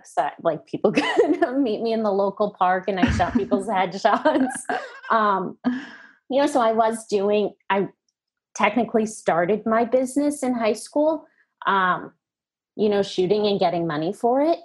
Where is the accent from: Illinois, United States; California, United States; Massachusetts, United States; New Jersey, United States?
Massachusetts, United States; outside of Boston; now in New York, United States; I grew up outside of Boston in a very creative household.